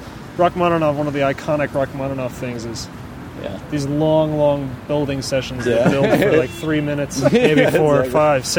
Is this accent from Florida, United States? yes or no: no; Towson, Maryland, United States; born or raised there